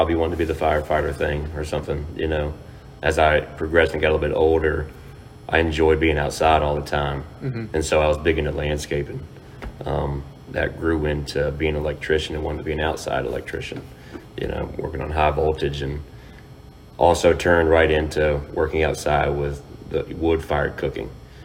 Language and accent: English; Fluvanna County, Virginia, United States; Born and raised here, lived in Lake Monticello, and still living here in Flavanna